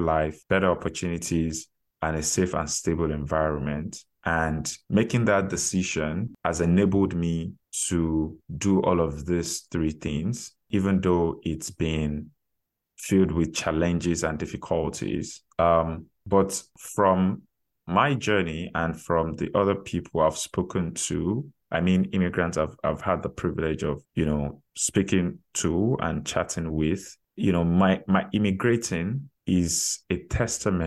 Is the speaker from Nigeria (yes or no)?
yes; Nigeria; moved away as an adult; now in Canada; I'm originally from Nigeria, and I moved to Canada about 10 years ago as an international student.